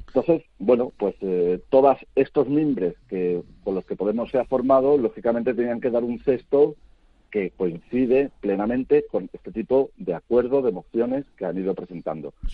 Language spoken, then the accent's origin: Spanish; Spain; como el nuestro, como España